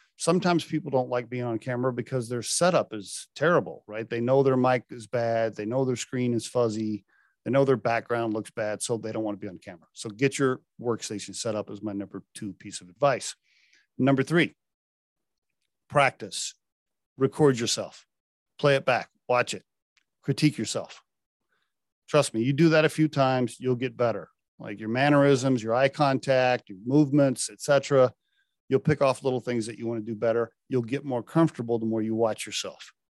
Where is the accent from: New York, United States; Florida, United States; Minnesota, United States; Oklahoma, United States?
Oklahoma, United States; I, I grew up in Oklahoma